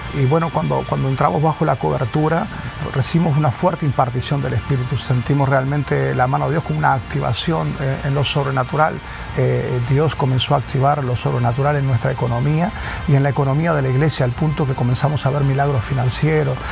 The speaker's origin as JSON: {"language": "Spanish", "region": "Montevideo", "country": "Uruguay", "said": "soy de Uruguay, Montevideo"}